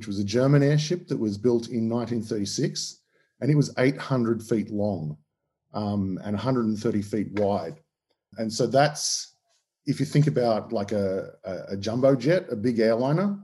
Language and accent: English; Australia; accent: Australian; As you can tell from my accent, I'm Australian.